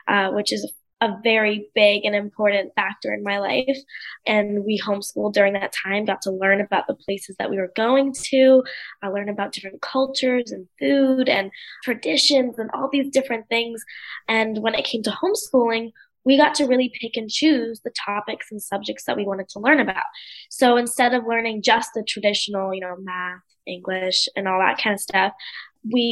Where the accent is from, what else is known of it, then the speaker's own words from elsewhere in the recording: United States; moved away; also born or lived in India; I was born and raised in the US, but my family is from the UK